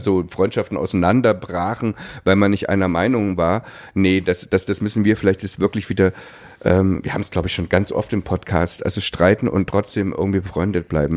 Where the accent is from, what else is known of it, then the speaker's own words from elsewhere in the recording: Pößneck, Thuringia, Germany; moved away; da komme ich genau da, wo, wo die AfD am stärksten ist. Das ist da, wo ich aufgewachsen bin